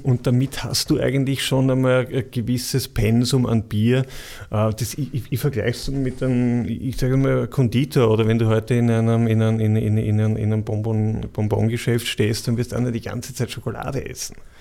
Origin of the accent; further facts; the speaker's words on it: Vienna, Austria; moved away as an adult; ich bin ein Wiener, habe ich eh gesagt, ich bin in Kaisermühl aufgewachsen.